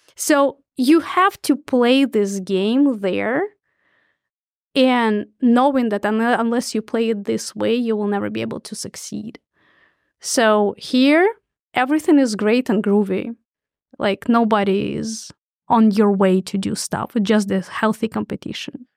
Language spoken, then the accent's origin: English; Russia; moved away as an adult; now in United States; born in Soviet Union